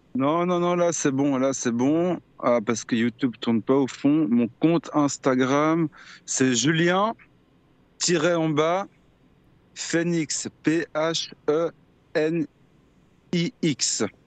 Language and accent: French; Lausanne, Vaud, Switzerland; je viens de Suisse, je viens de Lausanne.